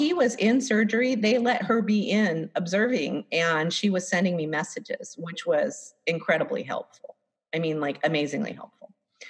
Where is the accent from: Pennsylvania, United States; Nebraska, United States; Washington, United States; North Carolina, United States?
Washington, United States; a few miles south of Blaine; moved away; came down through the border in Blaine, Washington, which is like a few miles north of where I grew up.